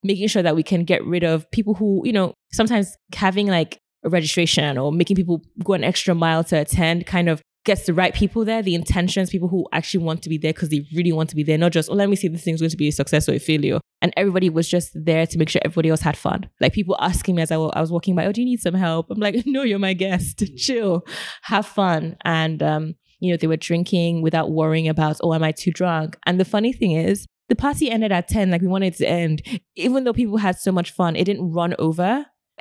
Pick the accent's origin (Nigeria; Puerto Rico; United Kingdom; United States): Nigeria; as a Nigerian